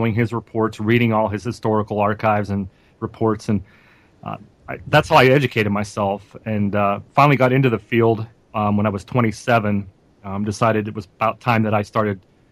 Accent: Greensburg, Pennsylvania, United States; my hometown of Greensburg, Pennsylvania.

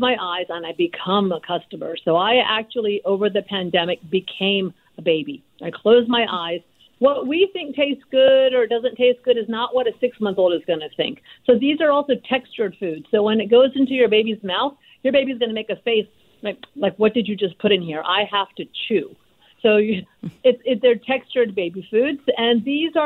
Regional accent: India; moved away; also born or lived in Lahore, Pakistan (ancestry); I was born in India, and my parents are Punjabi from Lahore

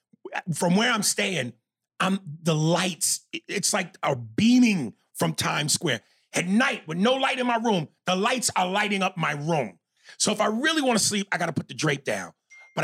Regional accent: New York, United States; moved away; I'm from New York

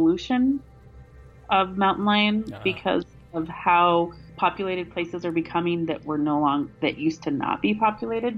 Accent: Wyoming, United States; in landlocked Wyoming

